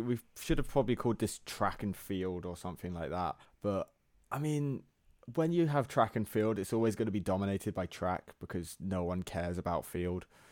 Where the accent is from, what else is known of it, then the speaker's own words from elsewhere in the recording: England, United Kingdom; we're English and not Am-, American.